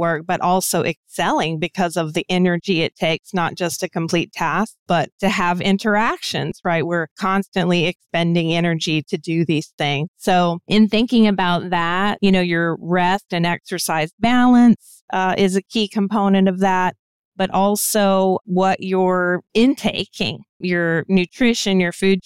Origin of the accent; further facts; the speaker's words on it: United States; also born or lived in DC metro area; I'm American, so I can only speak from my own cultural background